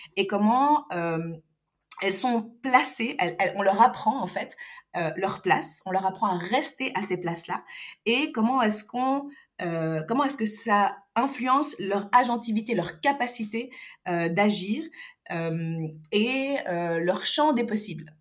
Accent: Algiers, Algiers Province, Algeria; moved away; also born or lived in Europe; je suis née, j'ai grandi à Alger, et puis j'ai quitté

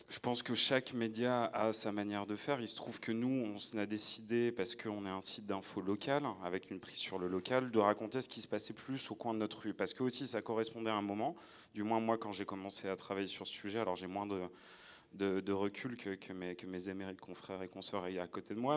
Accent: Nord-Pas-de-Calais, Hauts-de-France, France; j'ai grandi dans le Nord-Pas-de-Calais

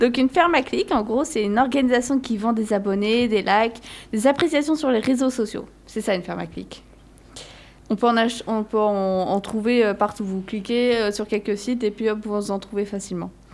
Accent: Wallonia, Belgium; je viens de Wallonie.

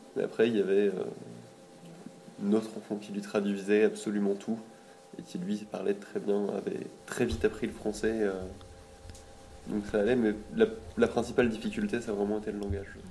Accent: Lille, Hauts-de-France, France; je viens de Lille

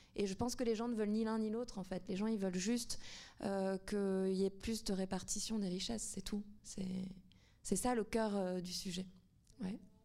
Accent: Tunisia; now in France; le fait de vivre en France, de, enfin, moi, je suis tunisienne

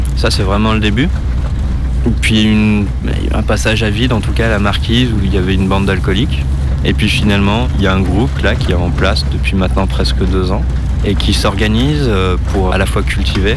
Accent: Romans-sur-Isère, Auvergne-Rhône-Alpes, France; also born or lived in Notre-Dame-des-Landes; now in Roybon, France; Je suis originaire de Romans, euh, juste à côté d'ici.

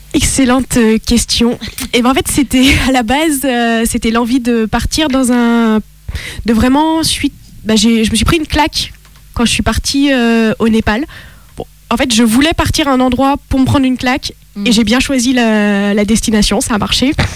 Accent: France; also born or lived in Italy / Lebanon; selon ma carte d'identité, je suis française mon cœur est italien

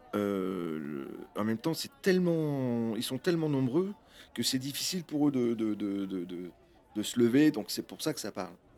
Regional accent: France; dans mon enfance, ici en France

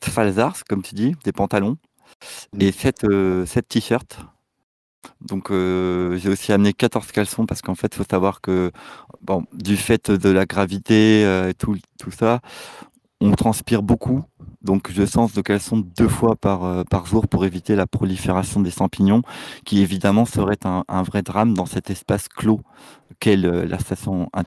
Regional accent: Dieppe, Normandy, France; nous avons grandi ensemble à Dieppe

